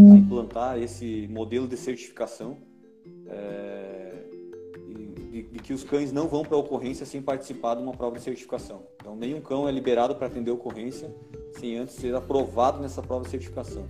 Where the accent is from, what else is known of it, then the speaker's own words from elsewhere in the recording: Curitibanos, Santa Catarina, Brazil; eu sou de Curitibanos